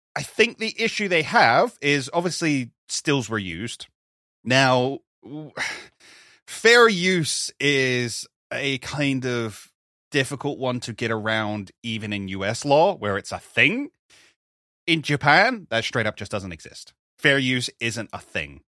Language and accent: English; United Kingdom; we're British